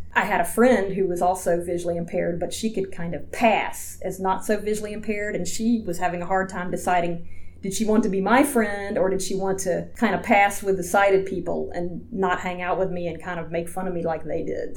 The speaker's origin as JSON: {"language": "English", "region": "Georgia", "country": "United States", "tie": "born or raised there", "also_born_or_lived": "Atlanta, Georgia / LaFayette, Georgia", "moved": "yes", "lives_now": "Washington, D.C., United States", "said": "I grew up in Georgia I lived in Atlanta until I was about 11, and then my family moved to northwest Georgia, about 20 minutes outside of a small town called Lafayette."}